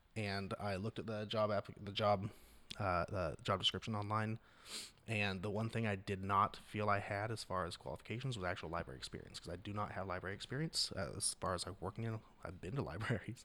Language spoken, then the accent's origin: English; Astoria, Oregon, United States; I'm from the North Coast